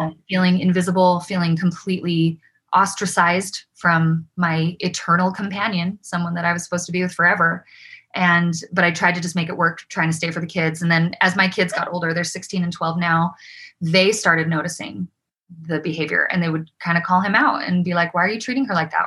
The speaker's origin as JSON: {"language": "English", "town": "Provo", "region": "Utah", "country": "United States", "tie": "born or raised there", "also_born_or_lived": "Davis County, Utah", "said": "I grew up in Provo"}